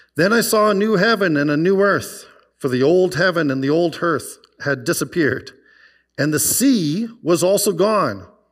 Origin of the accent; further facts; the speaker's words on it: Okanagan Valley, British Columbia, Canada; also born or lived in White Rock, Canada; now in Calgary, Canada; I grew up in the Okanagan Valley